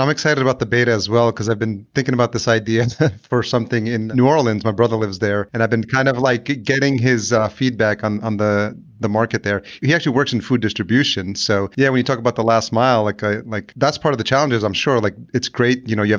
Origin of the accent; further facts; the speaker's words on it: El Salvador; born there; because I'm Latino, I was born in El Salvador.